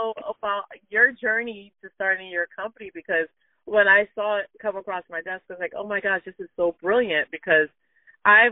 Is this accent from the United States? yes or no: no; Jamaica; I'm from Jamaica, but I have a lot of family in England